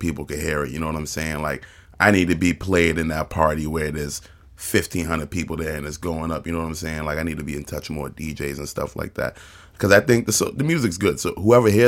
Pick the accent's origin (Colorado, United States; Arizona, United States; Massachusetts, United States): Massachusetts, United States; Cambridge; I'm from Cambridge